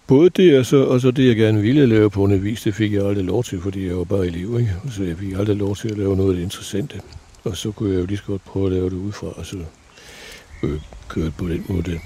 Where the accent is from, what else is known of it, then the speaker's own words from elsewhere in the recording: Odder, Central Denmark Region, Denmark; also born or lived in Paris; now in Brabrand, Denmark; i Odder, hvor, øh, hvor jeg voksede op